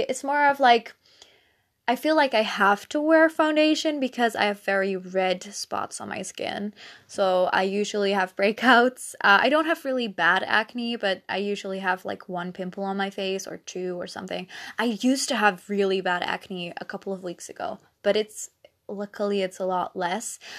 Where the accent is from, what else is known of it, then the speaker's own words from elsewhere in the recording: Netherlands; first language Dutch; English is a second language; I'm Dutch